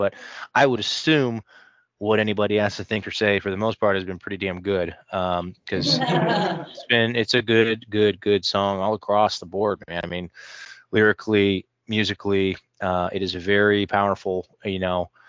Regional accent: Midwest, United States; I'm a Midwesterner by heart. I say you guys, I don't say y'all.

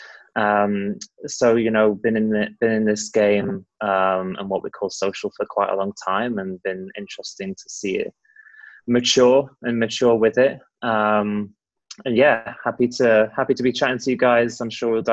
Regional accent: United Kingdom; also born or lived in Los Angeles, United States; now in United States; It's British, awesome. But living in America

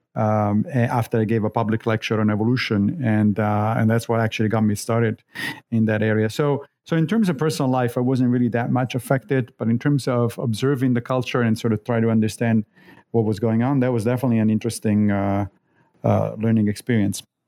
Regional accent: Rome, Lazio, Italy; moved away as an adult; also born or lived in Monrovia, Liberia / Connecticut, United States / Long Island, United States; now in United States; I grew up in Rome

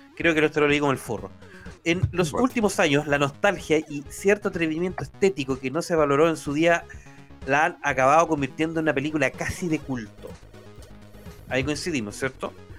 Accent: Chile; yo soy chileno

